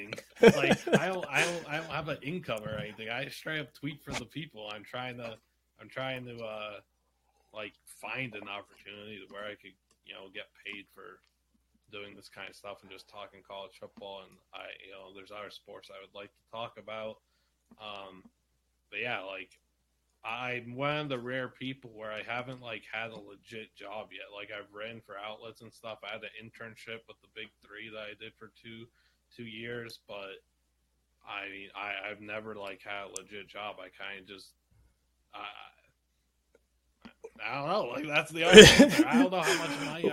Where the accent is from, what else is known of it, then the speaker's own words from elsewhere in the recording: Las Vegas, Nevada, United States; I'm like the only kid in Vegas that's doing that at that point